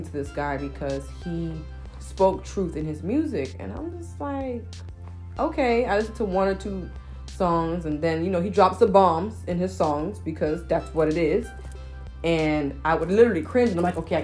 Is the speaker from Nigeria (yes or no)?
yes; Nigeria; I'm Nigerian